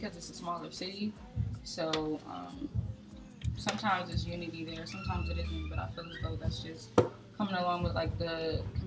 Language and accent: English; Delaware County, Pennsylvania, United States; I'm from the Doco.